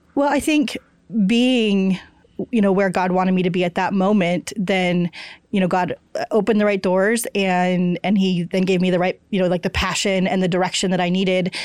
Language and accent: English; Kansas, United States; I grew up in Kansas